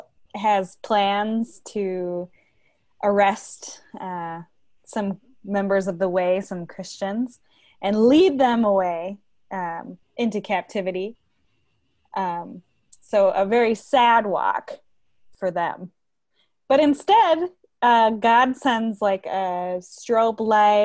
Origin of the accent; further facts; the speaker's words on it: Fargo, North Dakota, United States; moved away; I'm from Fargo